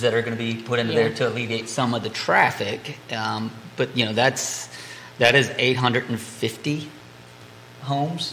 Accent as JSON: {"language": "English", "area": "Greene County", "region": "Virginia", "country": "United States", "tie": "born or raised there", "said": "born and raised in Green, and I still live in a rural area"}